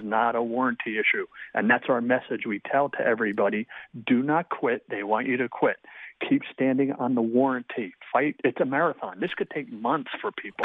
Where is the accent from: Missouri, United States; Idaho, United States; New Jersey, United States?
New Jersey, United States; now in Columbus, United States; Originally, I'm from New Jersey